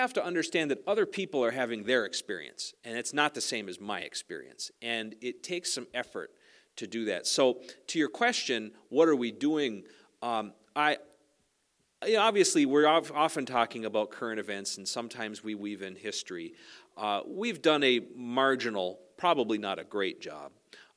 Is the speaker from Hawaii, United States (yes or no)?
no; Sax-Zim Bog, the Iron Range, Minnesota, United States; I was raised on the Sac-Zim Bog